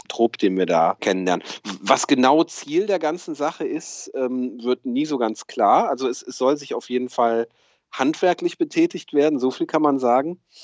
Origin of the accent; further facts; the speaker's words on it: Rhineland, Germany; wo ich aufgewachsen bin, äh, im, im, Rheinland